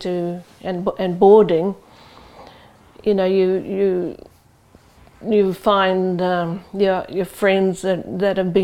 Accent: Rotorua, Bay of Plenty, New Zealand; moved away as an adult; now in Auckland, New Zealand; I'm from Rotorua, that's where my family home is. But I live here in Auckland and work here since 1980

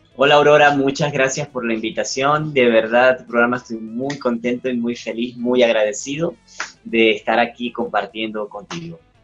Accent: Zulia, Venezuela; moved away; de allá, de, mi, estado, donde yo vivía, de mi región, del Zulia, que es la segunda ciudad más grande de Venezuela

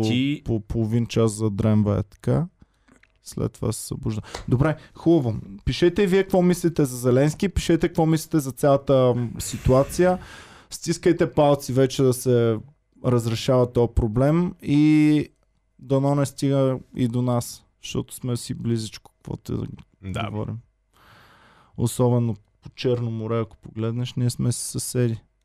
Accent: Bulgaria; За мен като българин

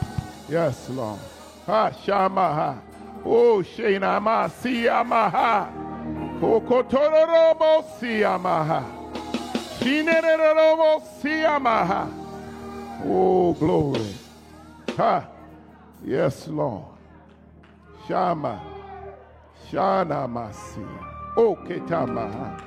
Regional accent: New York City, New York, United States; I'm from the Bronx

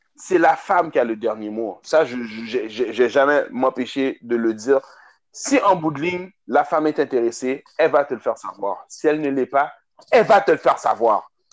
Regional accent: Montreal, Quebec, Canada; je viens de Montréal

